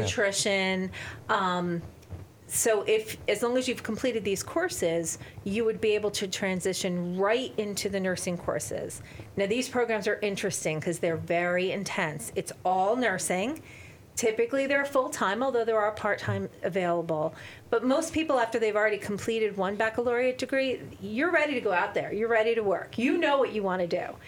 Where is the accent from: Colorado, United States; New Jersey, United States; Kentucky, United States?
New Jersey, United States; I am from New Jersey. I love New Jersey.